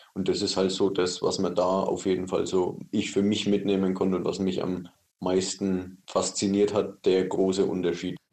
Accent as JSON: {"language": "German", "country": "Germany", "said": "als Deutscher"}